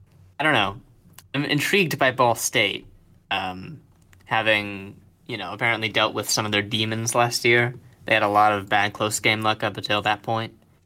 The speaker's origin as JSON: {"language": "English", "region": "Georgia", "country": "United States", "tie": "born or raised there", "moved": "as an adult", "said": "I grew up in Georgia country, so I had to deal with that for the first 18 years or so."}